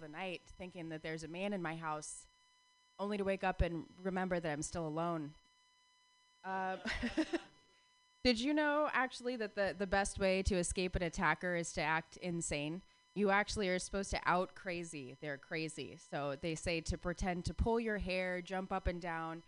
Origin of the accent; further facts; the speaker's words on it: Phoenix, Arizona, United States; moved away; I grew up in Phoenix, Arizona